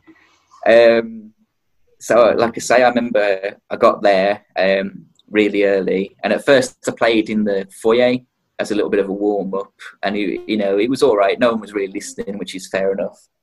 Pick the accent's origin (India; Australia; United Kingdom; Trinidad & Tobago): United Kingdom; Wolverhampton, West Midlands; I'm from Wolverhampton